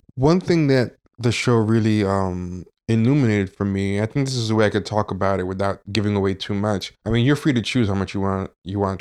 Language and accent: English; Long Island, New York, United States; I spent some time growing up in Long Island